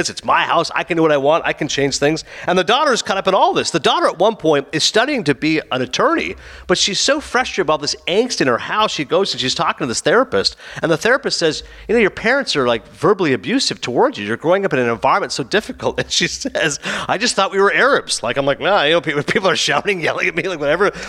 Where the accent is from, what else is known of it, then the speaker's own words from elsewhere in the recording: New Jersey, United States; It's this little show about an Egyptian family growing up in North Jersey. It's how I grew up.